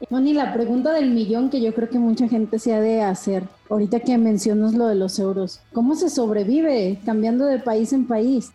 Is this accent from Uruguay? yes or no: no; Mexico; como decimos aquí en México